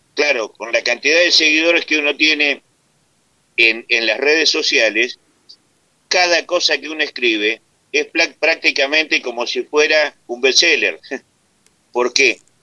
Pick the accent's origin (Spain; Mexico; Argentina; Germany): Argentina; soy vasco nacido en Argentina